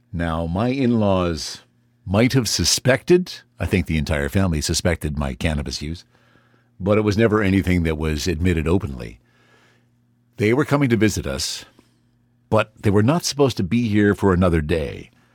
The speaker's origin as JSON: {"language": "English", "country": "Canada", "said": "as a Canadian"}